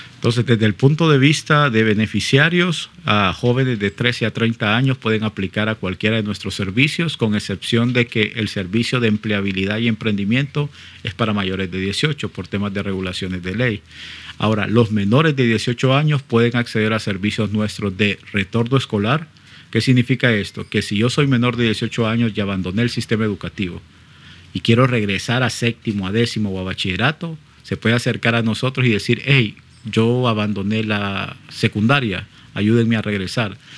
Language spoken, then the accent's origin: Spanish; Honduras; como hondureño